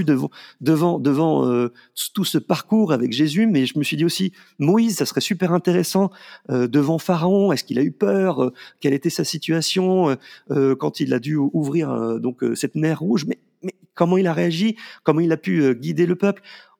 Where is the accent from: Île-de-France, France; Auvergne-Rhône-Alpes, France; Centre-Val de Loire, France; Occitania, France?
Île-de-France, France; Paris; moved away; also born or lived in Valence region; moi étant parisien